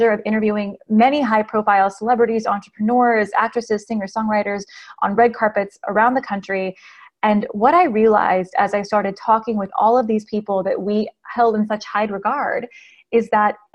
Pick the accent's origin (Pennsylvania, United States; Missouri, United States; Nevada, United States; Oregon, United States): Nevada, United States; Las Vegas; now in Nashville, United States; I am originally from Las Vegas, Nevada. I now live in Nashville, Tennessee.